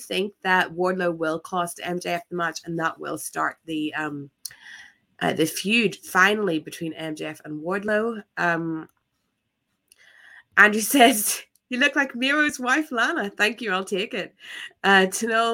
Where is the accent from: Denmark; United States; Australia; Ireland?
Ireland; I am but an Irish girl